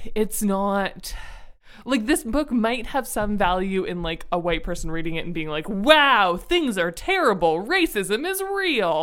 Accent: Ontario, Canada; I am from Ontario

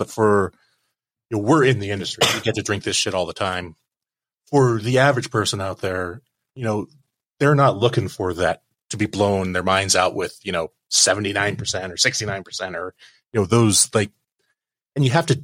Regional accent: Olympic Peninsula, Washington, United States; moved away; I grew up on the Olympic Peninsula.

